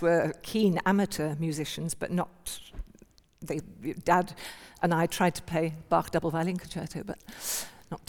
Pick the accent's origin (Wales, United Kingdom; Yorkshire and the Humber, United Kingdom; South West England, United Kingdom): South West England, United Kingdom; Cheltenham; I was born in Cheltenham